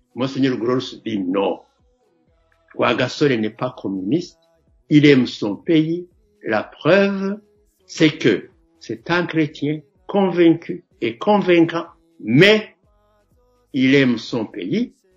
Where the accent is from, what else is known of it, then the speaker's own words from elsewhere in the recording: Makebuko, Gitega Province, Burundi; Moi, je suis de Makebuko, euh, dans le la partie sud de, la province de Gitega.